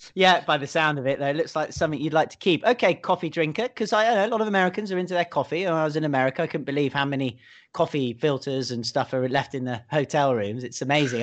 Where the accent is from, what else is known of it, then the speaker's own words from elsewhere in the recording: United Kingdom; moved away as an adult; now in Hong Kong; me being a Brit